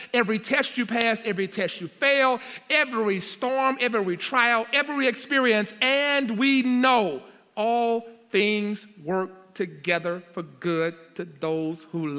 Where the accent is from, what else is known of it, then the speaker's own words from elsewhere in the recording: Louisiana, United States; moved away as an adult; also born or lived in Nashville; I came to Nashville. I'm from Louisiana.